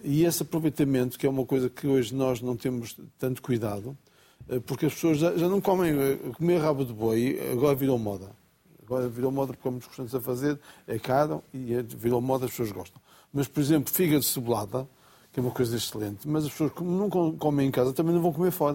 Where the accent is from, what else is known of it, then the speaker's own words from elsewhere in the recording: Bragança, Norte, Portugal; quando era miúdo em Bragança